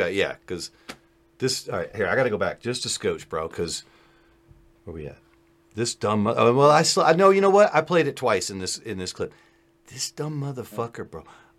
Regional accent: Afghanistan; You see, I'm somewhere in between because I am Afghani.

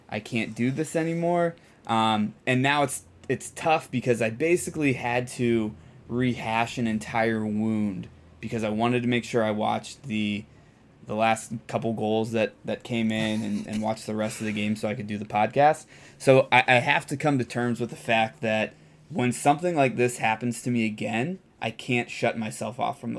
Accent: Ohio, United States; moved away; We're, we're both from Ohio. We represent Cleveland teams.

